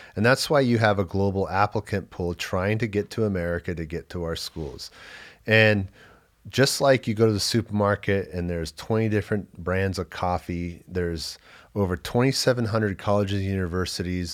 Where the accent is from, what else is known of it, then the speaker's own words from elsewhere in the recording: Los Angeles, California, United States; I grew up in Los Angeles, but moved in with my dad after my gap year.